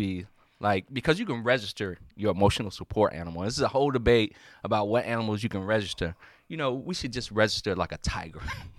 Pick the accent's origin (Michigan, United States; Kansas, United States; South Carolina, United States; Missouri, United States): South Carolina, United States; I grew up in the South. So I grew up in South Carolina, and I grew up on a long dirt road and everything like Southern, like I love.